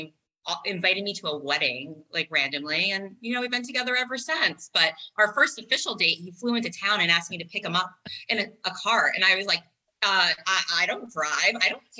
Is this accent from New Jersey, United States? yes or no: no; New York City, New York, United States; I grew up in New York City. And like, so, you know, I grew up a little bit faster, probably too fast.